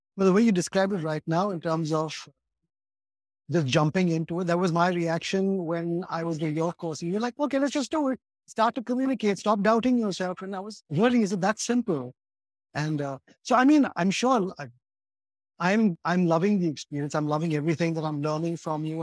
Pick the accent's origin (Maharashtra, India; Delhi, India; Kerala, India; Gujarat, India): Maharashtra, India; Mumbai; somebody who is a very westernized Indian, that's, that's who I am. I grew up in Bombay